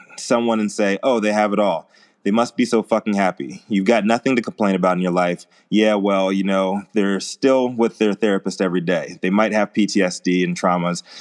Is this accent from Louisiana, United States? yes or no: no; Virginia, United States; where I grew up in Virginia, everybody chews tobacco.